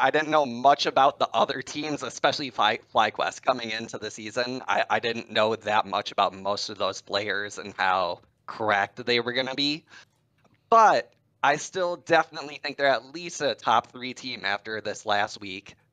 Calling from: Minneapolis, Minnesota, United States; Minneapolis, Minnesota.

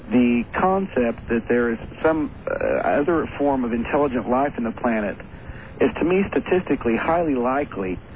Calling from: Oklahoma City, Oklahoma, United States; I'm calling from Oklahoma City, Oklahoma.

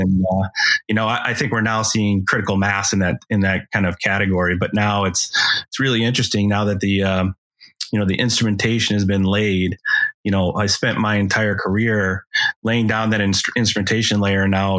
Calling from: Chicago, Illinois, United States; Chicago, Illinois.

